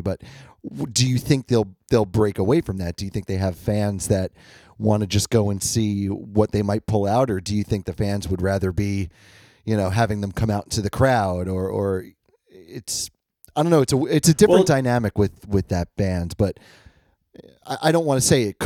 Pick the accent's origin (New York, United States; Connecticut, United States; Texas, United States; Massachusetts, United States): New York, United States; we're from New York